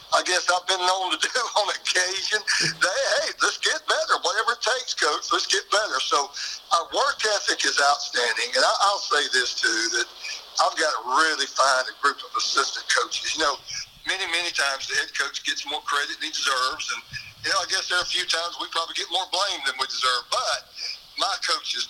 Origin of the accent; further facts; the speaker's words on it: Baxley, Georgia, United States; I'm from Baxley. I'm from Appling County